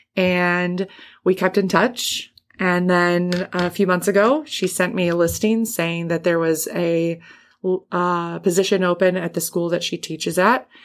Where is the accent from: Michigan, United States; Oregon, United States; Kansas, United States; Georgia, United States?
Michigan, United States; Grosse Pointe; moved away as an adult; also born or lived in Indiana; I grew up in the Detroit area. I grew up in Grosse Pointe